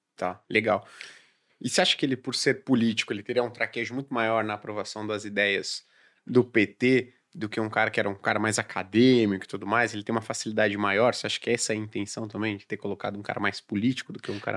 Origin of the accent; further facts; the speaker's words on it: São Paulo, Brazil; nós que somos de São Paulo